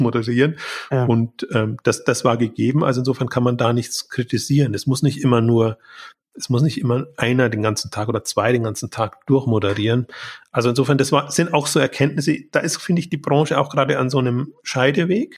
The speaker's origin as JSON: {"language": "German", "country": "Germany", "said": "als Deutscher, der in der Schweiz ist"}